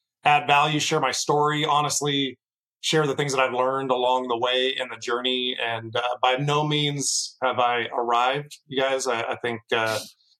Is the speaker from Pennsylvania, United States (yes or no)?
no; Seattle, Washington, United States; also born or lived in Los Angeles, California; My family moved to Seattle, Washington when I was 10 years old. I was a kid around, you know, I was 10, so I had to go with them. I had to leave the beaches of California up to Seattle, Washington, the rainy state. Grew up there